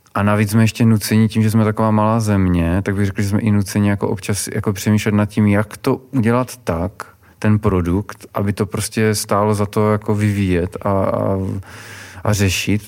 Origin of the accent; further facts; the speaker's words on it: Czechia; my jako Češi